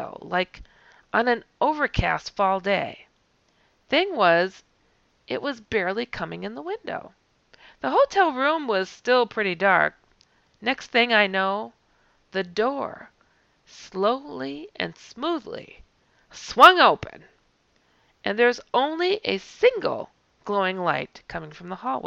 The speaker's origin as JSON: {"language": "English", "region": "Wisconsin", "country": "United States", "said": "I'm from Wisconsin"}